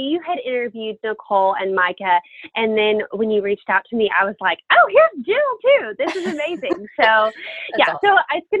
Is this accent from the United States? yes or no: no; France; born there; all of my family is from England, and I was born in France.